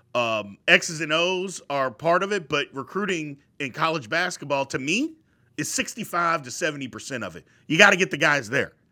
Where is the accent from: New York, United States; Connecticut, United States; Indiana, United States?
Indiana, United States; Jeffersonville; also born or lived in Louisville, Kentucky; I was born in Louisville. My whole family lived there. Uh, I lived in, it's cities, Jeffersonville